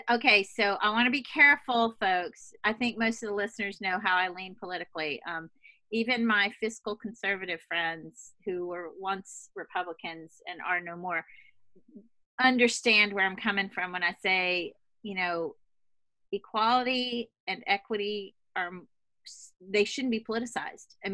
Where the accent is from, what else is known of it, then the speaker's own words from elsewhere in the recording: Louisiana, United States; also born or lived in Boston / Switzerland / Hawaii / Italy; But I come from Louisiana, which you might imagine is not quite so, it's a different kind of bubble.